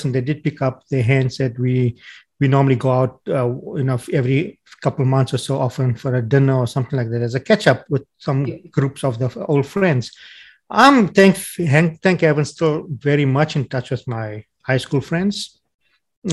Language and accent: English; South Africa; accent: South African; moved away as an adult; now in Australia; my South African accent